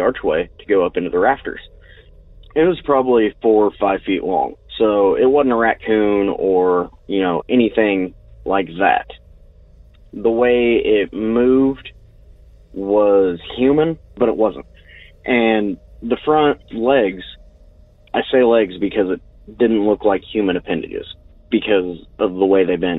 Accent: Putnam County, Indiana, United States; I'm from Putnam County, Indiana, about 45 minutes west of Indianapolis.

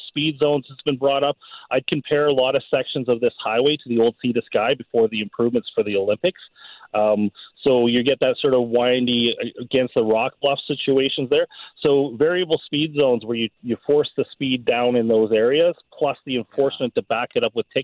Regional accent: New Westminster, British Columbia, Canada; moved away as an adult; now in Clearwater, Canada; I grew up in New Westminster, you know, with the hills and things like that.

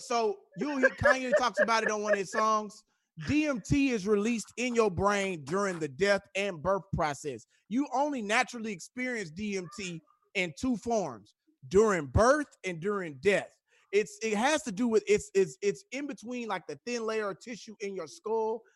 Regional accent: Houston, Texas, United States; I'm from Houston

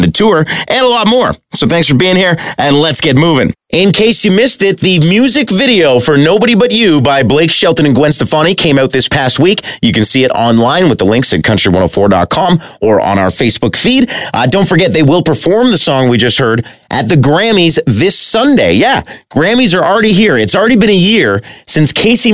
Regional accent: Lucan, Ontario, Canada; Lucan Bacon Fest is coming up July 11th in my hometown

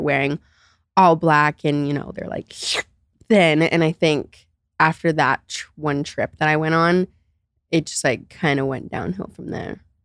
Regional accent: Naples, Florida, United States; I grew up in Naples, Florida

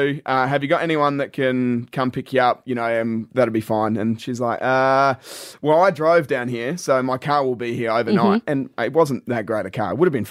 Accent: Meadows, South Australia, Australia; I grew up in Meadows, so up in the Adelaide Hills.

